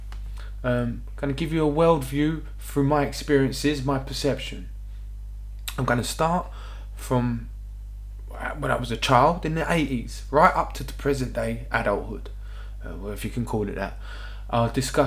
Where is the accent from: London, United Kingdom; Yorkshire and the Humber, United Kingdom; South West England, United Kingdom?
London, United Kingdom; I was born in North London, England